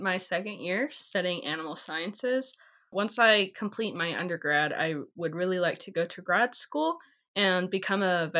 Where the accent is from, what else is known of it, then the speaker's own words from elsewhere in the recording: Globe, Arizona, United States; moved away; I definitely was born in Globe, Arizona